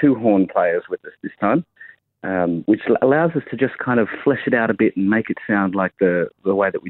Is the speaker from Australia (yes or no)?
yes; Parkes, New South Wales, Australia; also born or lived in Sydney; I grew up in Parks.